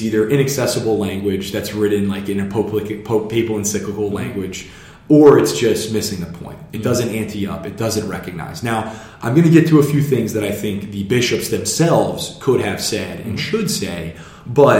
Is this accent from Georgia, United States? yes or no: no; Harrisburg, Pennsylvania, United States; I'm from Harrisburg